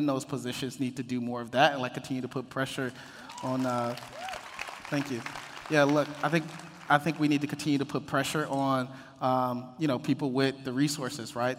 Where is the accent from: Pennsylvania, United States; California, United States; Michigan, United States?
Michigan, United States; Detroit; moved away as an adult; now in Los Angeles, United States; I grew up, born and raised in Detroit, Jeffrey's Projects